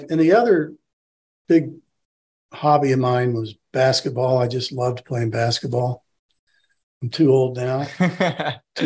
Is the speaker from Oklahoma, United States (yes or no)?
yes; Tulsa, Oklahoma, United States; also born or lived in Connecticut; now in Burlington, United States; I'm from Tulsa, Oklahoma